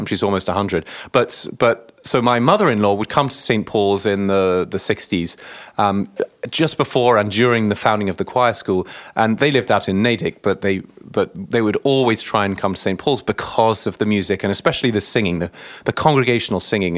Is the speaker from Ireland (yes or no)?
no; Chelmsford, East of England, United Kingdom; moved away as an adult; also born or lived in New York City; now in Cambridge, Massachusetts, United States; I grew up in the Anglican Church in a, in my cathedral in my local hometown in Chelmsford, just outside of London in Essex.